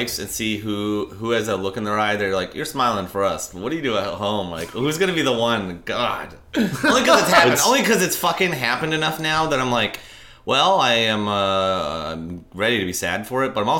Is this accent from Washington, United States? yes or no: yes; Seattle, Washington, United States